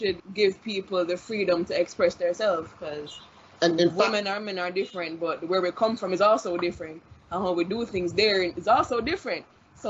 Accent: Jamaica; moved away; I'm from Jamaica

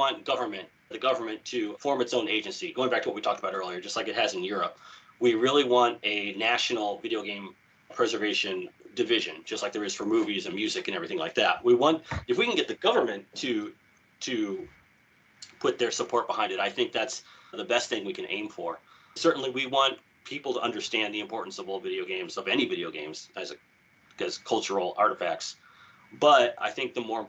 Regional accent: United States; now in Japan; growing up in America

